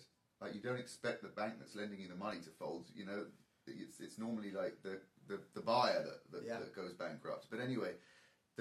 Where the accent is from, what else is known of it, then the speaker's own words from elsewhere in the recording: London, United Kingdom; moved away as an adult; now in Los Angeles, United States; I actually grew up in London. Yeah, no, I did. I was born and raised. And I lived there till I was 26 years old.